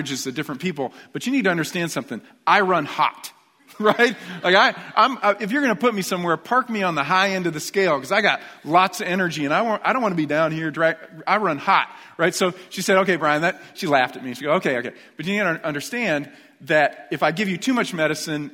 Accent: New York, United States; moved away; I was raised in New York

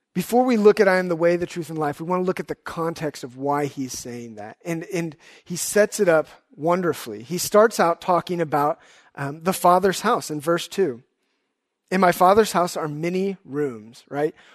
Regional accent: Houston, Texas, United States; also born or lived in Dallas; I grew up in Houston

